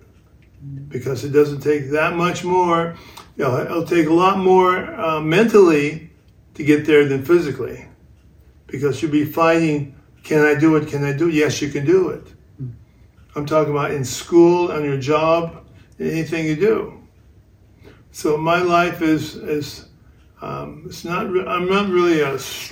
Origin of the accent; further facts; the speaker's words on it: Compton, California, United States; also born or lived in Utah; I'm originally from Compton, California.